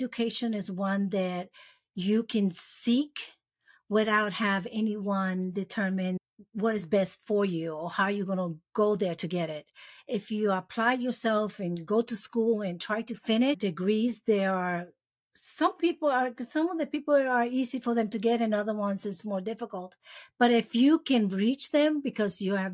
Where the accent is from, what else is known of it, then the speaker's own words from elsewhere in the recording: Puerto Rico; moved away as an adult; also born or lived in Hoboken, New Jersey / Charlotte / Memphis / Jacksonville; I was born in Hoboken, New Jersey. I was raised there. Well, I stayed there for 6 years. And then my parents we moved to Puerto Rico. That's where I was raised. I was there from 6 to 10, 18.